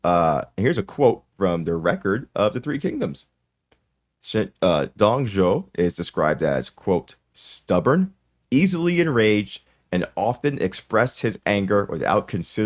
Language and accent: English; Mississippi, United States; We're from Mississippi.